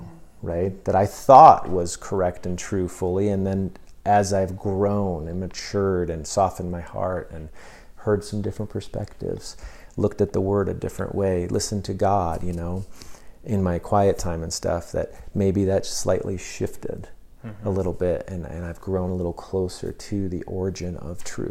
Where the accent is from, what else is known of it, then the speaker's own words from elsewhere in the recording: United States; as Americans